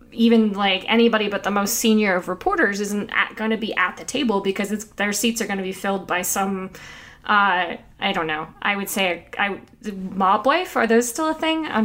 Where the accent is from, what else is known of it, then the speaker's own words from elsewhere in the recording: Scotia, New York, United States; I grew up in Scotia, so SDHS represent.